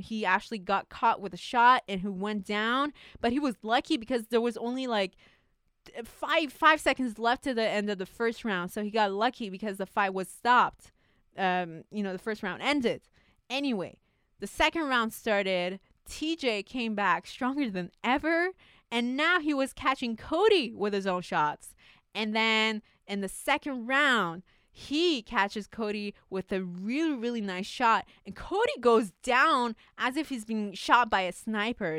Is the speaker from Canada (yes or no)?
yes; Canada; as a Canadian